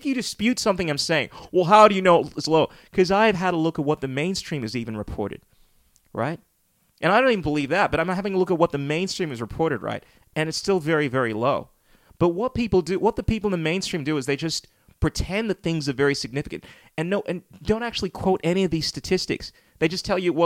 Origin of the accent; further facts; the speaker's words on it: Ghana; now in Australia; my hometown, Ghana